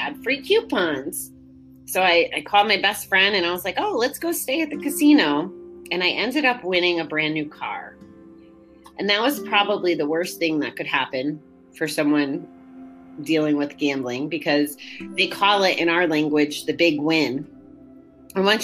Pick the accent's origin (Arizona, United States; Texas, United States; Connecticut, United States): Connecticut, United States; now in Schenectady, United States; I was born and raised in Connecticut